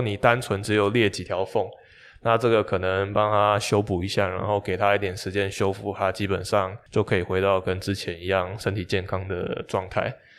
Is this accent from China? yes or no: no; Taipei, Taiwan; 我是台北人